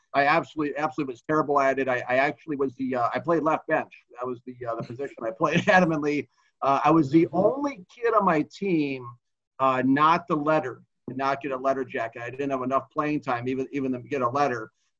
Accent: Minnesota, United States; Well, I grew up in Minnesota

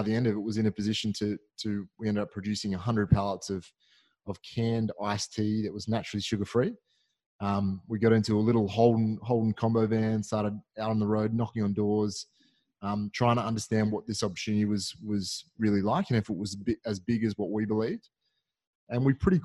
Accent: Australia; being an Aussie

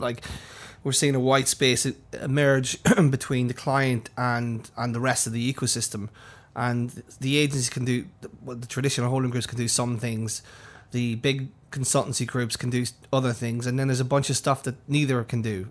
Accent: County Monaghan, Ireland; moved away; My sister who's, who runs a small store at my hometown

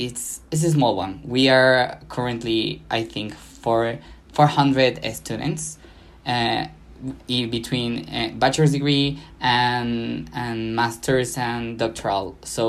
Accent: Mexico; also born or lived in Mexico City

